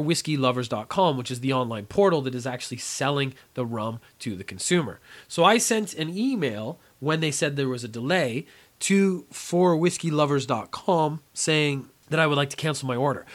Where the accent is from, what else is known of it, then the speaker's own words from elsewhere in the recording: Canada; I come from Canada where we have extremely cold winters